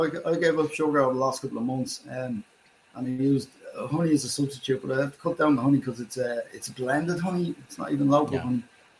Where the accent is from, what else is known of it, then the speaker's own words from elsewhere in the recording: Ireland; I can understand you most of the time as an Irishman with a lot of funny friends.